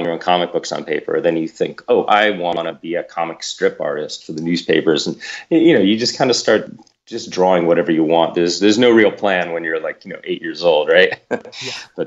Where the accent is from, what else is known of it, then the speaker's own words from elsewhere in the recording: Los Angeles, California, United States; I grew up here in Los Angeles